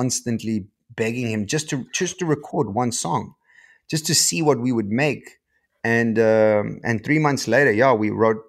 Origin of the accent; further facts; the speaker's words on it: Port Alfred, Eastern Cape, South Africa; moved away as an adult; also born or lived in Johannesburg; I come from Port Alfred, dude, like, you know, like in the Eastern Cape, a little surf town.